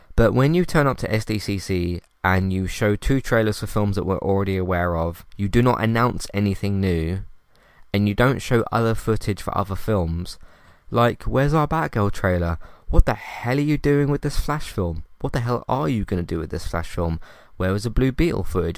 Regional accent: United Kingdom; I'm British

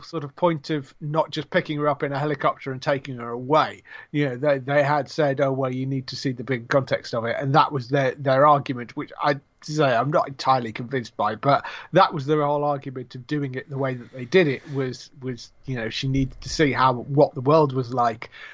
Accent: England, United Kingdom; I'm British

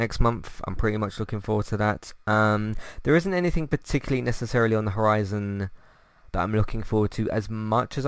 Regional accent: United Kingdom; As a British person

